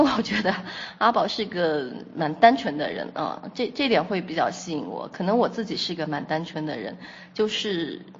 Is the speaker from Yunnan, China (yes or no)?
yes; Kunming, Yunnan, China; 我来自云南昆明